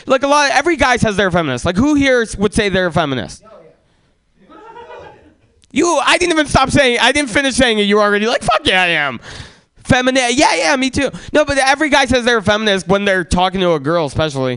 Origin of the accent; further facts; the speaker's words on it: San Francisco, California, United States; also born or lived in Russia; I was born in Russia. And family could have moved anywhere in America. So I asked my mom, like, why did we choose to move to San Francisco?